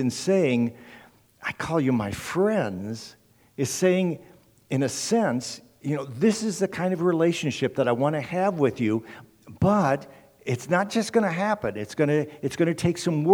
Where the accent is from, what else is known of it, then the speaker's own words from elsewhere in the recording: Indiana, United States; I'm a Hoosier. I grew up in Indiana